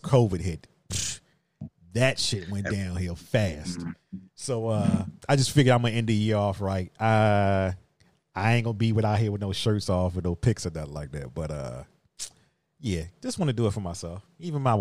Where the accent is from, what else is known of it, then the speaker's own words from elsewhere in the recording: Virginia, United States; I'm from Virginia